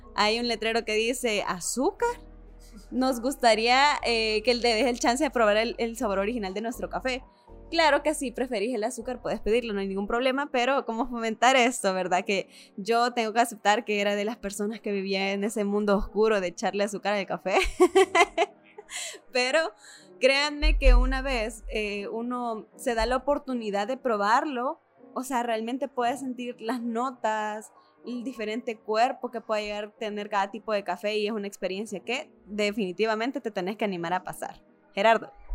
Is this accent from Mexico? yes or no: no; El Salvador; de nuestra cultura salvadoreña